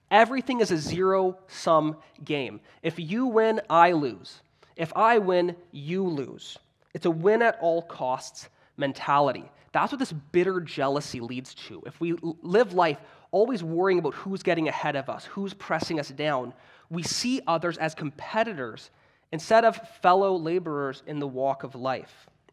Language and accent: English; Canada; I'm Canadian